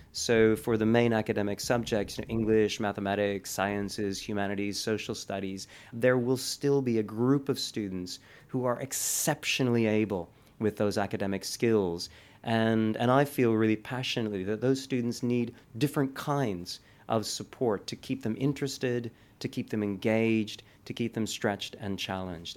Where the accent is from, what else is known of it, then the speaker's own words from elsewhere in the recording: Canada; moved away as an adult; also born or lived in Italy / Paris; now in United Kingdom; as a Canadian